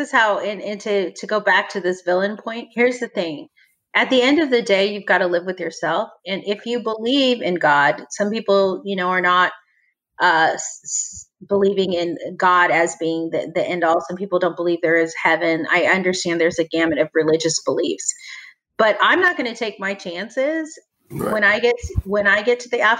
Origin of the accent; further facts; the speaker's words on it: the South, United States; hey, I was taught, I grew up in the South. I was taught a certain way and maybe that was wrong.